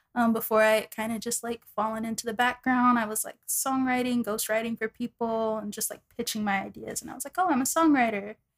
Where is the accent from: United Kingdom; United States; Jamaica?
United States; Dallas, Texas; moved away as an adult; also born or lived in New York; I'm from Dallas, Texas